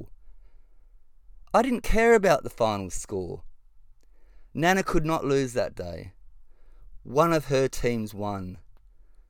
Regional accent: Western Australia, Australia; I'm a proud West Australian who has lived here all my life

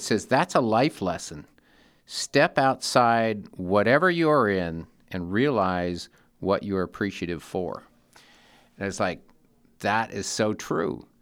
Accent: Seattle, Washington, United States; Seattle, my hometown

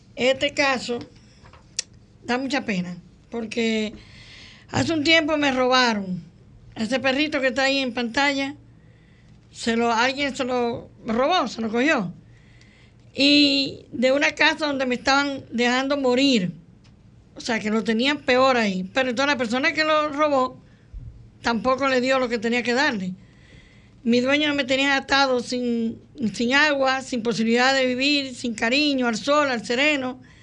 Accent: Santiago de los Caballeros, Santiago, Dominican Republic; Nací en Santiago

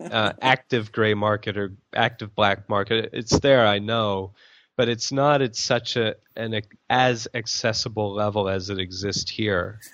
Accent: United States; now in Thailand; as an American

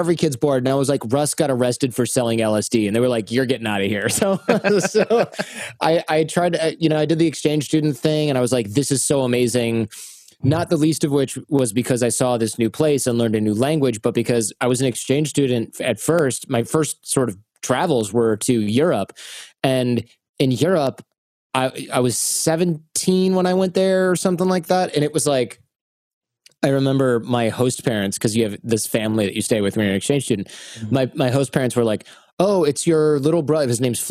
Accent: Michigan, United States; moved away; also born or lived in Mexico / Serbia / China; I grew up in Michigan

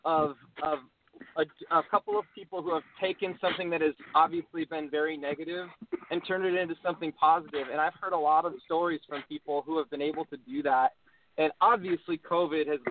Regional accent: Tustin, California, United States; moved away as an adult; also born or lived in Arizona; now in Nashville, United States; I'm from a town called Tustin, and Tustin is in the smack dab middle of Orange County, California

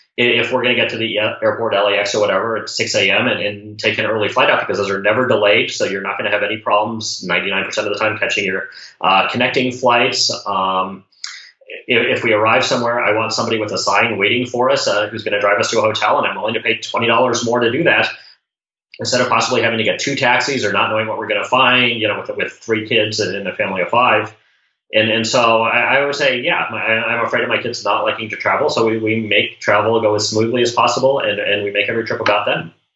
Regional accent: Colorado Springs, Colorado, United States; Growing up in Colorado Springs

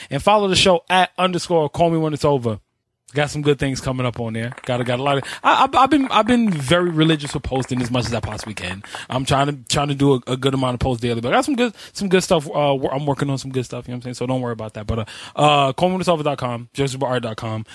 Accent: New York, United States; I'm from New York.

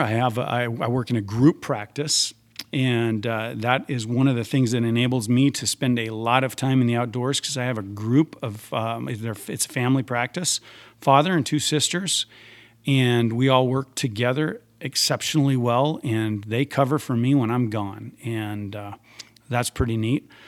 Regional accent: Spearfish, South Dakota, United States; also born or lived in Deadwood, South Dakota; I was born in Deadwood, uh, quite a few years after uh, Wild Bill was there. Um, the hospital was cheaper than the Spearfish Hospital. I grew up in Spearfish.

